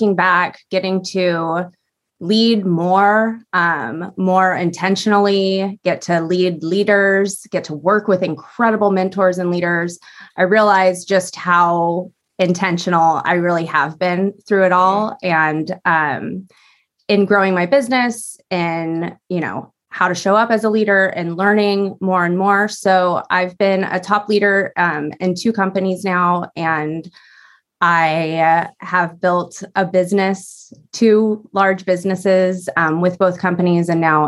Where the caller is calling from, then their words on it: Newbury Park, California, United States; I'm in Southern California right now. I am in a little town called Newbury Park.